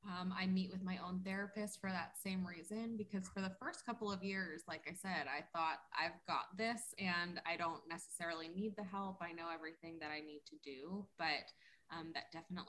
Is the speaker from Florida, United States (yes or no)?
yes; South Florida, United States; So I grew up in South Florida. I'm definitely a Florida baby.